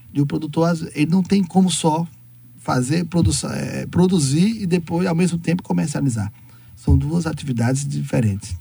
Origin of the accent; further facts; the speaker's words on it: Bahia, Brazil; nós que somos baianos, nós somos é, diferentes